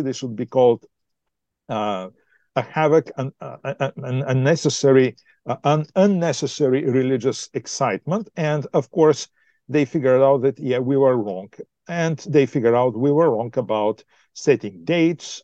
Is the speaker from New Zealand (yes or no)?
no; Bulgaria; moved away as an adult; also born or lived in Australia / United States; now in Ontario, Canada; I'm originally from Bulgaria